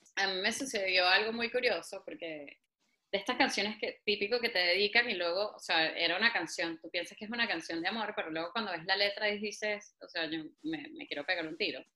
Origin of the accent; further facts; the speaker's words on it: Venezuela; now in Spain; yo soy venezolana y me encanta ser venezolana